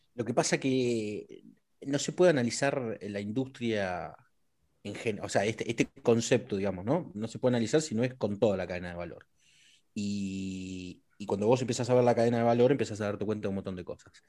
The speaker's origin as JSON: {"language": "Spanish", "region": "Neuquén", "country": "Argentina", "tie": "born or raised there", "said": "yo nací en Neuquén y, me, crié con, cercano muchas, a muchas comunidades mapuches"}